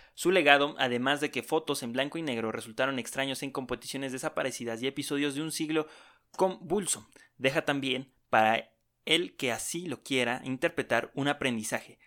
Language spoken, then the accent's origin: Spanish; Mexico